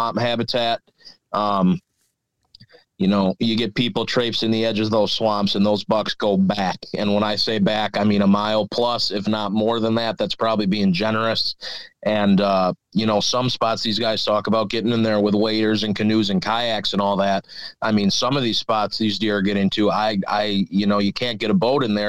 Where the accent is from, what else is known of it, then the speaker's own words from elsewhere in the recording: Milwaukee, Wisconsin, United States; I grew up in Milwaukee, actually.